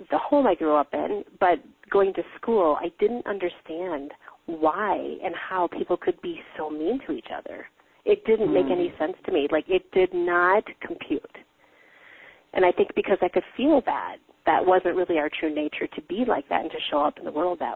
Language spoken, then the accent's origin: English; Wisconsin, United States; born or raised there